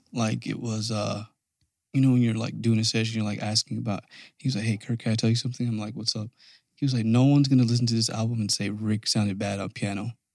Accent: Canada; moved away; I'm from Canada

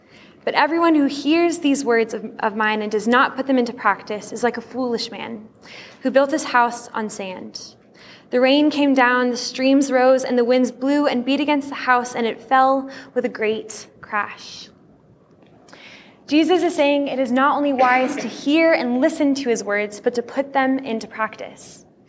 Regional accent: Turkey; While growing up in Turkey as a missionary kid, I attended Turkish school for much of elementary school.

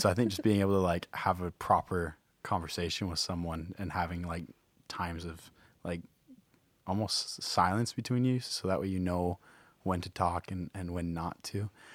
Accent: Rochester, Minnesota, United States; moved away as an adult; now in Hawaii, United States; I'm from Rochester, Minnesota

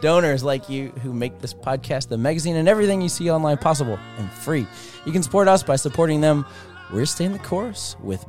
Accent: Metairie, Louisiana, United States; I'm from Metairie.

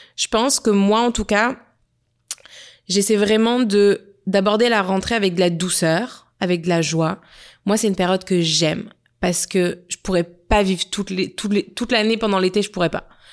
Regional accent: Nice, Provence-Alpes-Côte d'Azur, France; now in Montreal, Canada; on a été à Nice, dans ma ville natale

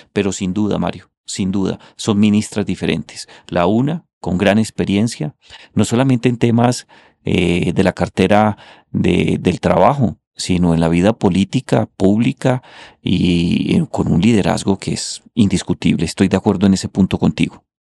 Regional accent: Colombia; condenarnos como colombianos

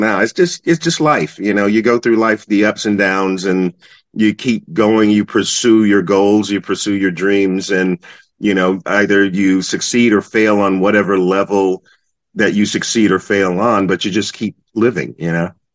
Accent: North Carolina, United States; now in New York City, United States; growing up in North Carolina

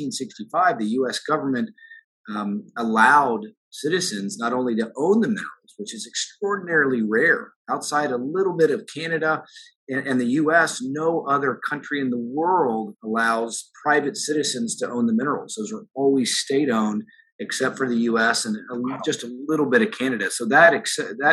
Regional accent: Dallas, Texas, United States; also born or lived in Austin, Texas; lifelong Texan, born and raised in Dallas, school at the University of Texas down in Austin, and then back up to Dallas

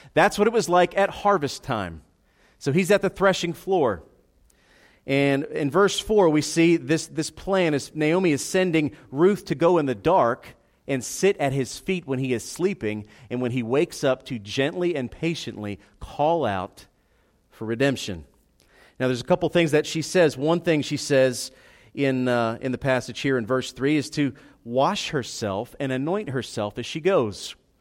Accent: United States; we're American in 2018

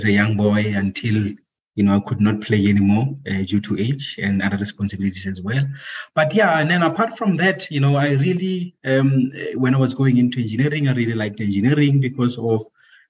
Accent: Free State, South Africa; moved away as an adult; also born or lived in Pretoria; I was born and bred in Free State, a province called Free State. That's where I grew up

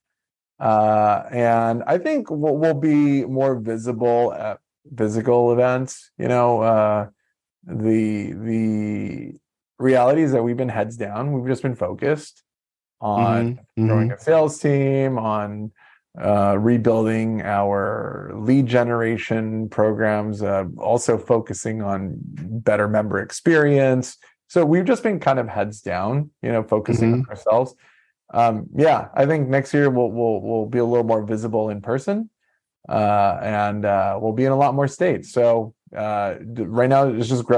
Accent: Guayaquil, Guayas, Ecuador; moved away; I was born in Guayaquil, so know a lot about Ecuador

